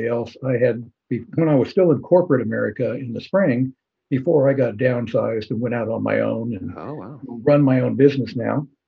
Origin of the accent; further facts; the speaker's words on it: Kansas, United States; also born or lived in Arkansas; I grew up in Kansas.